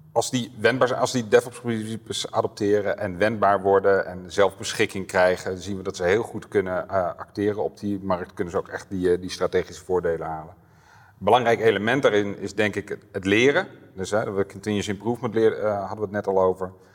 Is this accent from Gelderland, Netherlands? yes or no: yes; Apeldoorn, Gelderland, Netherlands; Ik kom uit Apeldoorn, door zo'n woning, vriendin, twee kinderen en een Volvo